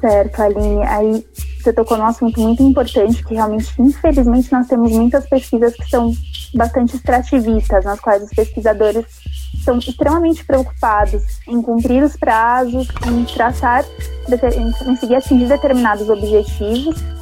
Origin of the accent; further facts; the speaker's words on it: São Paulo, Brazil; eu venho de um território, moro num território que ele não é um território considerado de elite, não chega a ter tantas características periféricas, é um território complexo, eu sou do Rio Pequeno